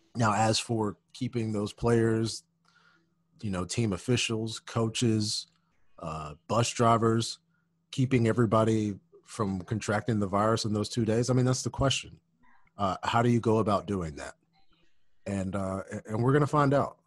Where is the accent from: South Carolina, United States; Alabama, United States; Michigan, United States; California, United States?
Alabama, United States; Birmingham; moved away; I'm from Birmingham, Alabama